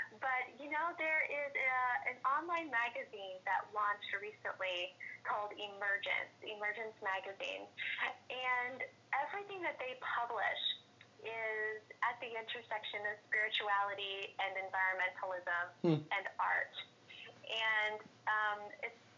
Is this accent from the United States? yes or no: yes; Topeka, Kansas, United States; now in New York City, United States; I'm originally from Topeka, Kansas.